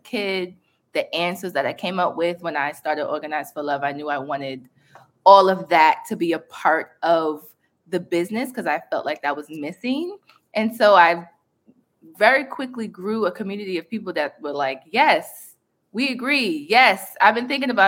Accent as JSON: {"language": "English", "town": "New York City", "region": "New York", "country": "United States", "tie": "born or raised there", "said": "growing up on Staten Island"}